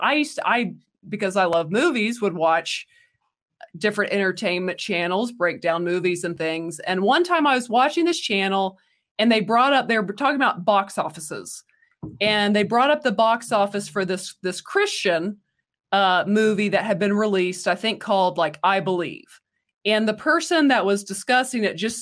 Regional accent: the Bible Belt in the South, United States; we grew up in the Bible Belt in the South

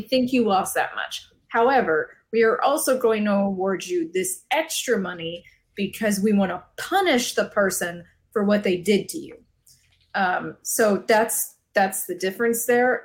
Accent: Arizona, United States; living in Arizona, growing up in Arizona

